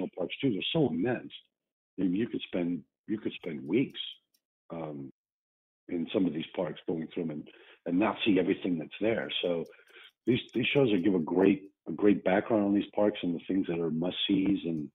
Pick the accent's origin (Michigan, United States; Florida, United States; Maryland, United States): Florida, United States; Miami; Biscayne, which is my hometown there in Miami.